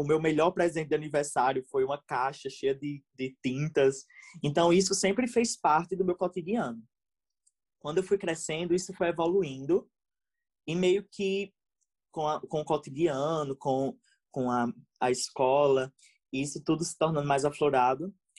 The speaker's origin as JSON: {"language": "Portuguese", "region": "Rio Grande do Norte", "country": "Brazil", "said": "Sou do Rio Grande do Norte, acho que vocês perceberam pelo meu sotaque"}